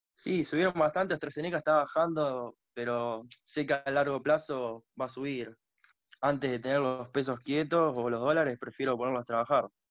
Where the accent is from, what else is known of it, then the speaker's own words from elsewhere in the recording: Tortuguitas, Buenos Aires Province, Argentina; Yo soy de Buenos Aires. De Buenos Aires.